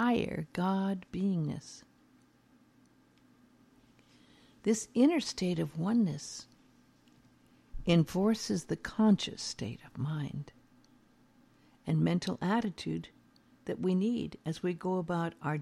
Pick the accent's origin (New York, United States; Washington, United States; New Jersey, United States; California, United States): California, United States; Beverly Hills; I grew up in Beverly Hills, knew many stars